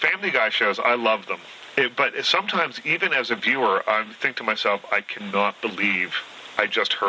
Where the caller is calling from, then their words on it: Toronto, Ontario, Canada; I'm calling from Toronto